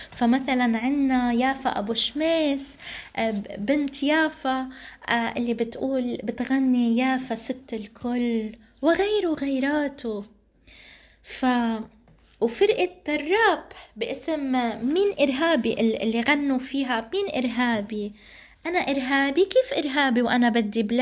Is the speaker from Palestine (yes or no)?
yes; Palestine; علينا نحن كفلسطينيين وكمعنيين فلسطينيين وكمؤسسات نجتمع على أهمية دعم هذه الفرق والإبداعات والأشخاص والمبدعين فلازم طاقاتنا الفلسطينية دايما نسعى لدعمها